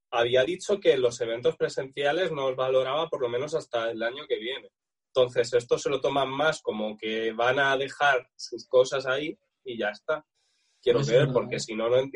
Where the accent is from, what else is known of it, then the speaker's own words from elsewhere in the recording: Spain; Nosotros tenemos la anécdota de que somos los pocos españoles que hemos visto algo de The Last of 2 antes de este tema de los lanzamientos.